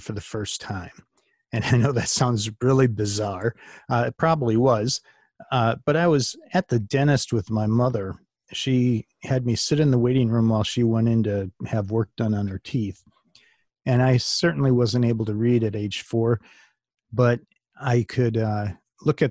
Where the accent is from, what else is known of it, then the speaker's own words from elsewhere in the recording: Glen Ellyn, Illinois, United States; also born or lived in Wisconsin; There's a suburb called Glen Ellen, and that's where I was born and raised.